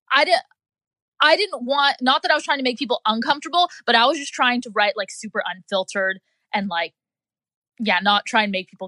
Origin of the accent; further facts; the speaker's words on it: Jacksonville Beach, Florida, United States; I'm from the South Nine Jax Beach, whatever, shout out to Florida.